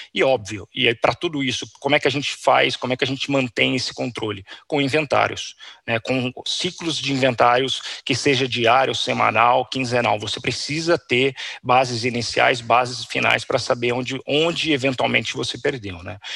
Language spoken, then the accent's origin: Portuguese; Campinas, São Paulo, Brazil; eu sou de Campinas